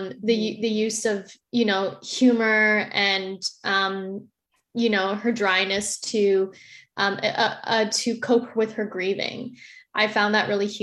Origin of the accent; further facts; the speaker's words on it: Winnipeg, Manitoba, Canada; moved away as an adult; also born or lived in Victoria; now in Vancouver, Canada; I'm originally from Winnipeg, but I moved for theater school. I moved to Victoria